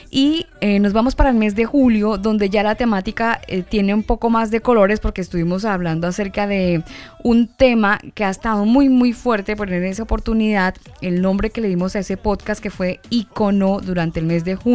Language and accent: Spanish; Colombia; moved away